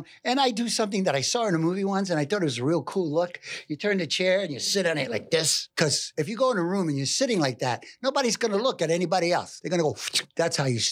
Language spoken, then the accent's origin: English; New York City, New York, United States; I'm from New York City, I'm from Harlem